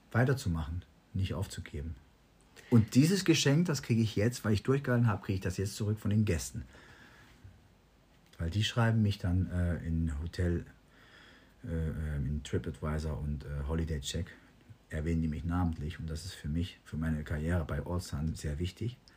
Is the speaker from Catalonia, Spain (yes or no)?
no; Balearic Islands, Spain; Das ist hier die Nordostecke Calaratiada und Calamio, das ist meine Heimat.